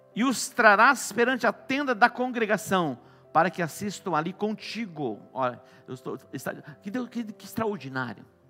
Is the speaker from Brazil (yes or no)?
yes; Douradina, Brazil; moved away; Douradina, minha cidade natal